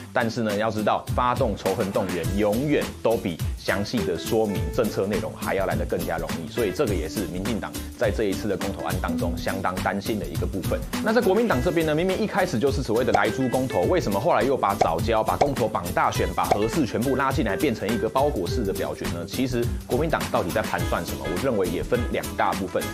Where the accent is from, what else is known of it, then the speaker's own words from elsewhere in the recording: Taiwan; 所以身为一个台湾人